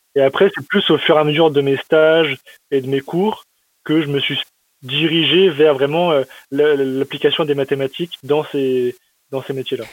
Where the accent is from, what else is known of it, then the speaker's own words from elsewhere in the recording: Metz, Grand Est, France; j'ai grandi à Metz, c'est euh, dans l'est de la France